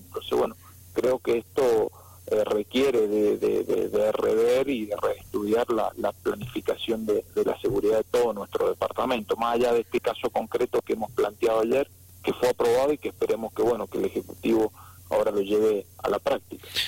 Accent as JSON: {"language": "Spanish", "town": "San Rafael", "region": "Mendoza", "country": "Argentina", "said": "quienes somos de San Rafael"}